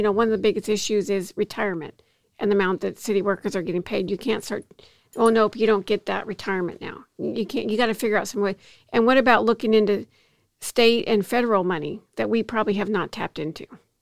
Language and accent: English; Bellevue, Washington, United States; moved away as an adult; also born or lived in Seattle, Washington; now in Salinas, United States; I grew up in Bellevue, Washington